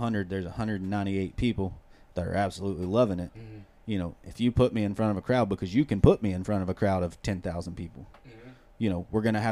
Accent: hometown of the Avett Brothers, North Carolina, United States; I come from a very small town, 1,200 people, but we got some famous people that come from there. So, the …, from my hometown

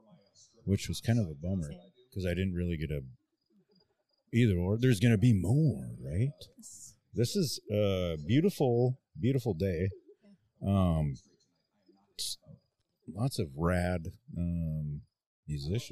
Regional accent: Mitchell, South Dakota, United States; now in Casper, United States; I'm originally from Mitchell and my dad lives in Platte

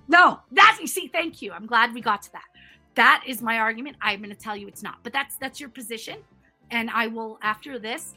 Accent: Canada; also born or lived in United States; I'm American and Canadian, and I've lived and grown up in both countries

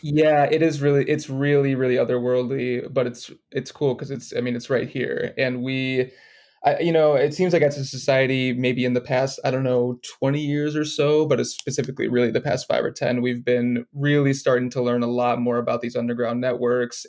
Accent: Detroit, Michigan, United States; moved away as an adult; also born or lived in Los Angeles, United States; moved back to where my hometown is of Detroit

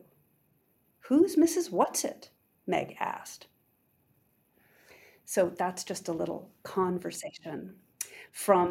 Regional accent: United States; I of course am American

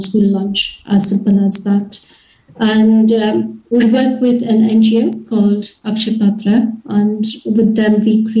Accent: Mumbai, Maharashtra, India; now in United Kingdom; I was born and brought up in India, in Mumbai

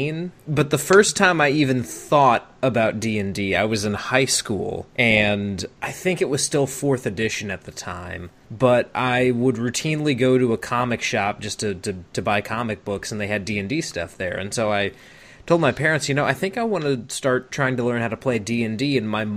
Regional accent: the South, United States; being a Southerner myself

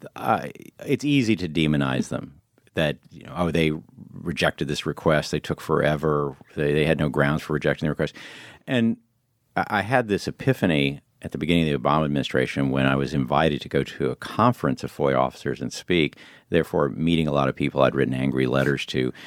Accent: Illinois, United States; moved away; also born or lived in New York; I grew up in Illinois and I go back there

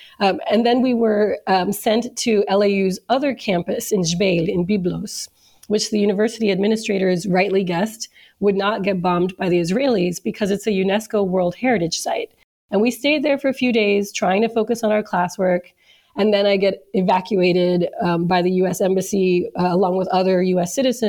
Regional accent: New York City, New York, United States; except I grew up in New York City in the 80s and 90s

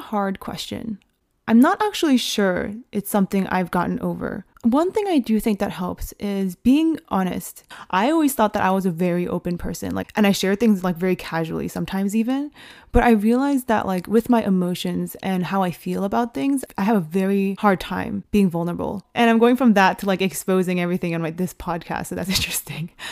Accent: United States; as Asian American women

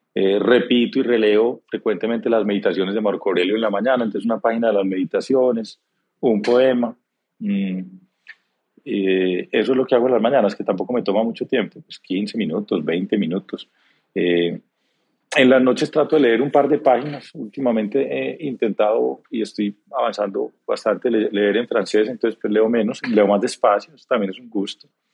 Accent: Antioquia, Colombia; crecí educado como un antioqueño tradicional

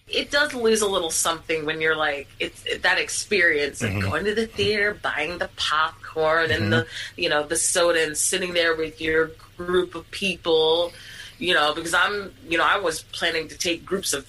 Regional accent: Philadelphia, Pennsylvania, United States; I am born and raised in Philly

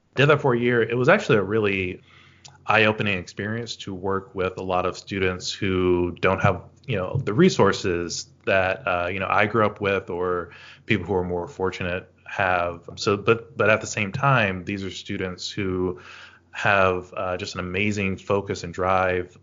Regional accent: Shreveport, Louisiana, United States; moved away as an adult; also born or lived in New Orleans, Louisiana / Maine; now in Boston, United States; I grew up in Northwest Louisiana, a city called Shreveport

